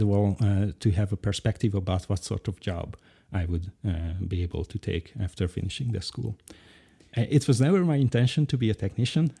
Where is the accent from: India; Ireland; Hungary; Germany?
Hungary; Budapest; English is a second language; I've lived here in Budapest most of my life in Hungary